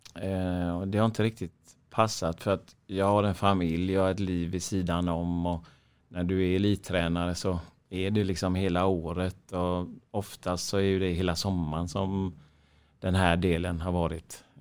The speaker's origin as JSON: {"language": "Swedish", "country": "Sweden", "said": "vi svenskar"}